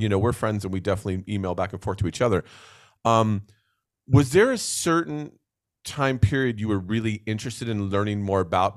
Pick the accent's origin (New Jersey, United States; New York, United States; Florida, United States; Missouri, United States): New Jersey, United States; moved away; growing up in New Jersey